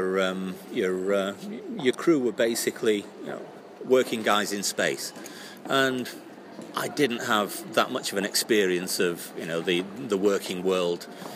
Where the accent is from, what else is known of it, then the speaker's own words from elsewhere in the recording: Monton, North West England, United Kingdom; moved away as an adult; also born or lived in Salford / Hull; born in Salford. My parents moved to Monton, just outside Manchester, when I was 2 years old. So I grew up there